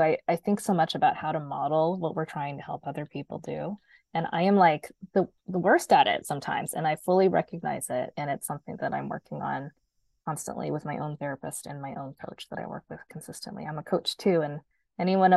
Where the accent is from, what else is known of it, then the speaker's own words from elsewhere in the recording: Oregon, United States; I grew up in Oregon